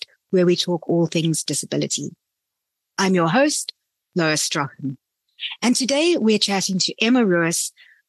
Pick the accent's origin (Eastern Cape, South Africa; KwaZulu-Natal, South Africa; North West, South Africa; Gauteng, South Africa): KwaZulu-Natal, South Africa; Durban; moved away; I grew up in Durban.